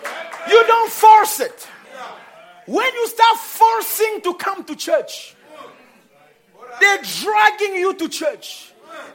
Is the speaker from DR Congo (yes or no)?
yes; DR Congo; I was born in Congo. And I was raised with a Congolese habit and way of thinking, way of eating.